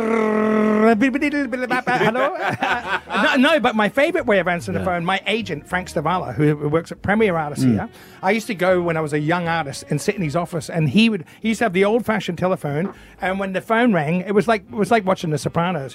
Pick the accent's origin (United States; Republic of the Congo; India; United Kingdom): United Kingdom; Scotland; also born or lived in south of France; now in Australia; as a Scotsman, I remember white Christmases